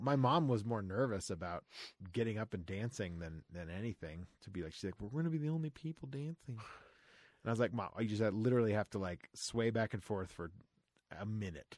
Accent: Florida, United States; I grew up in Florida

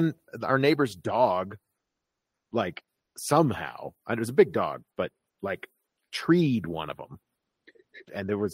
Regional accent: Florida, United States; moved away; I grew up in Florida

